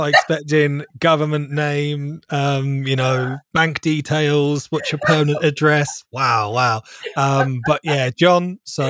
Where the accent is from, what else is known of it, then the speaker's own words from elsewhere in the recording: Farnborough, South East England, United Kingdom; Most of my life. So in Hampshire, like North Hampshire, Farnborou